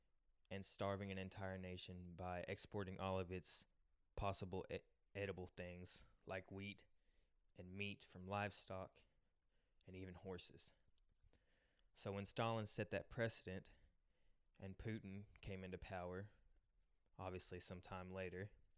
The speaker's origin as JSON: {"language": "English", "town": "Donetsk", "region": "Donetsk Oblast", "country": "Ukraine", "tie": "born or raised there", "moved": "yes", "said": "my hometown is Donetsk, Ukraine. It is in the southeastern part of the country."}